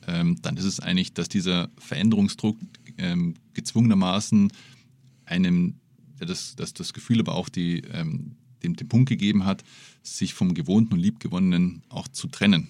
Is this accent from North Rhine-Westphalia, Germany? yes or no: no; Munich, Bavaria, Germany; als Münchner